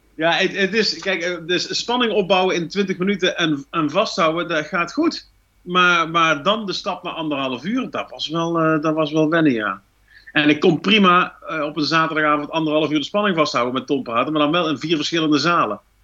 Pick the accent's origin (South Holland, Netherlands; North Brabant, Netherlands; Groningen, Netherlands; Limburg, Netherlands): North Brabant, Netherlands; accent: Brabants; We hebben een heel toegankelijk accent, eh, tongval, die ehm, nogal vlug als grappig gezien wordt.